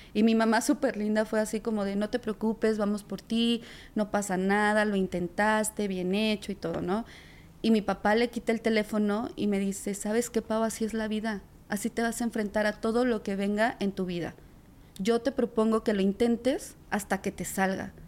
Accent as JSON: {"language": "Spanish", "town": "La Paz", "region": "Baja California Sur", "country": "Mexico", "tie": "born or raised there", "lives_now": "Mexico City, Mexico", "said": "soy de la Ciudad de México. Yo nací aquí, pero yo crecí en La Paz, Baja California"}